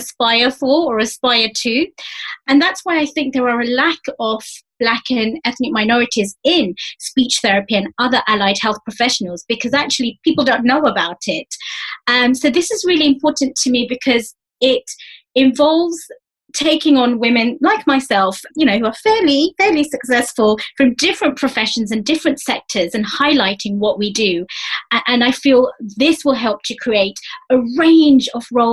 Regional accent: London, United Kingdom; accent: East London dialect; I'm from East London.

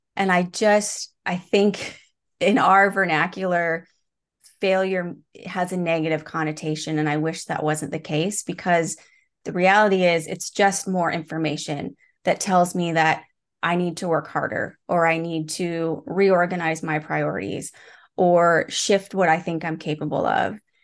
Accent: Midwest, United States; moved away as an adult; now in Seattle, United States; I moved from the Midwest where I grew up to Seattle, which is where I live today

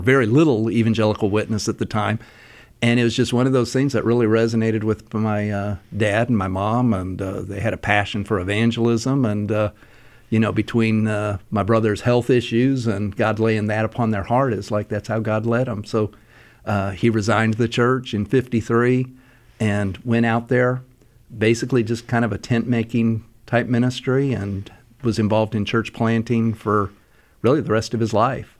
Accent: Salt Lake City, Utah, United States; growing up in Salt Lake

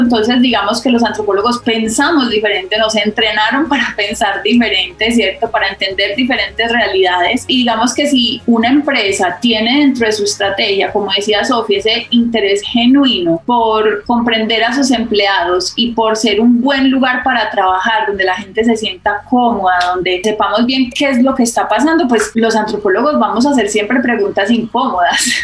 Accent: Medellín, Antioquia, Colombia; also born or lived in Berkeley, United States; crecí, nací, crecí en Medellín

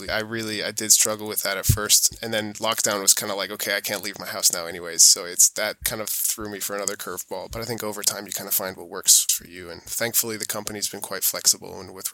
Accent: New York, United States; born there; my mom's American, hence the accent, and I was born in New York

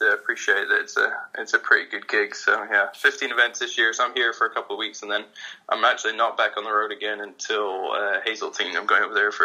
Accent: Edinburgh, Scotland, United Kingdom; moved away as an adult; also born or lived in United States; now in London, United Kingdom; I grew up in Edinburgh

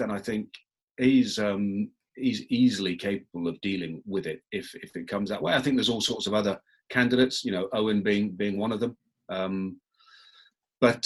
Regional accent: England, United Kingdom; I'm very English

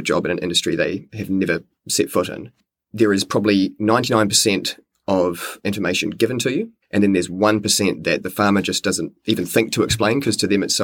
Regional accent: New Zealand; moved away as an adult; also born or lived in Wellington; now in Te Pahu, New Zealand; originally I was from Nelson and Blenheim. I grew up there

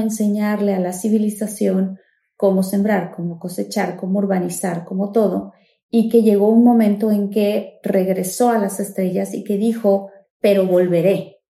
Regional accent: Tabasco, Mexico; yo que soy de Tabasco

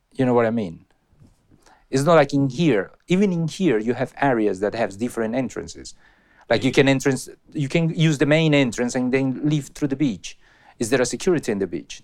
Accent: Colombia; English is a second language; moved away; to send me back to Colombia

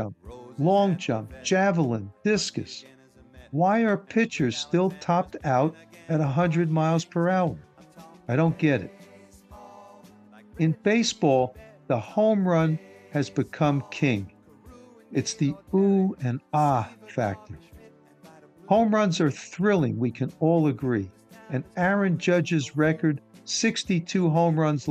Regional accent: New York City, New York, United States; Growing up in New York City

